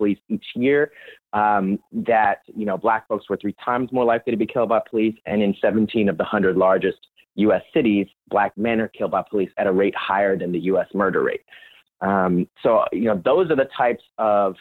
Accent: Orlando, Florida, United States; Growing up in Orlando, Florida

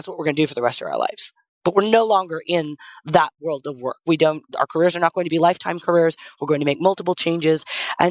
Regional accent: Las Vegas, Nevada, United States; I grew up in Vegas

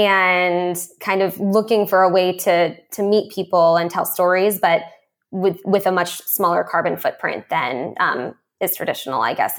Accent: California, United States; being a Californian, it's like a typical California dream.

